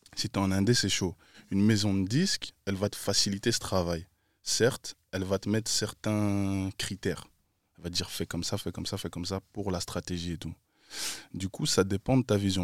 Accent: Brussels, Brussels-Capital Region, Belgium; Je viens de BX

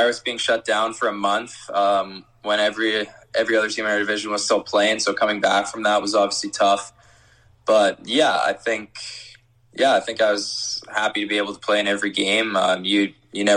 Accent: Canada; being a Canadian, I'm super excited to be staying in Canada

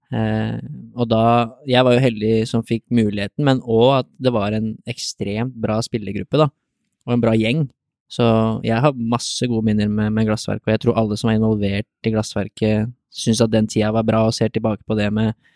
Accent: Drammen, Buskerud, Norway; jeg kan bo hjemme i Drammen

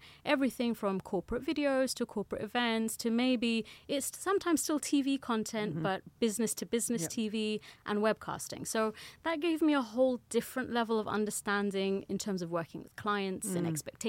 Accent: Germany; born there; I was born in Germany, which makes it even more confusing.

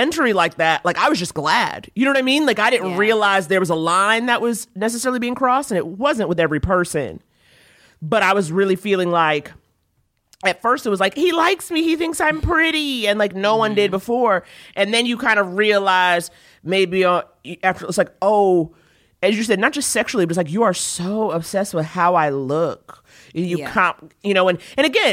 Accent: New York City, New York, United States; I'm from New York, but when I moved back there as an adult

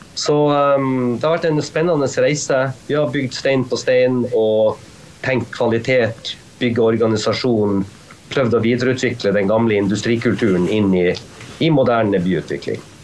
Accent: Tromsø, Troms, Norway; also born or lived in New York, United States; jeg kommer fra Tromsø. Vi, vi, vi, også, vi lever også på ei øy

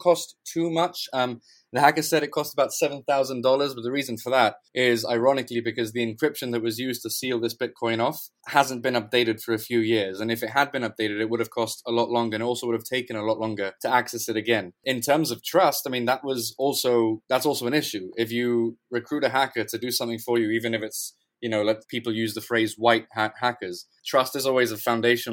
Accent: Gibraltar; moved away as an adult; now in London, United Kingdom; I'm originally from Gibraltar. I've been living in London for about a year now.

